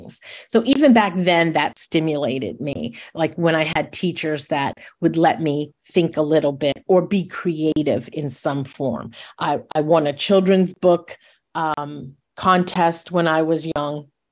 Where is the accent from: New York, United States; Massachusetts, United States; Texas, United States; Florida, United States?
New York, United States; Monroe; I grew up in Monroe, New York, which is an hour north of New York City